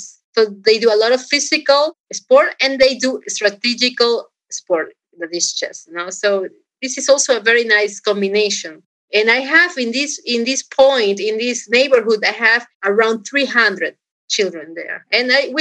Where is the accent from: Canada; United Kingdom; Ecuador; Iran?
Ecuador; Guayaquil, Guayas; also born or lived in Rhode Island, United States; I was born in this Rhode Island, and then after a few months or not even 1 year, I went to Ecuador. And I was raised in Ecuador.